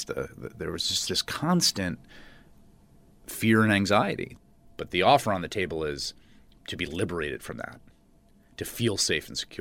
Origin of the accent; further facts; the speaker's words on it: New York City, New York, United States; I grew up in New York. I grew up in the Bronx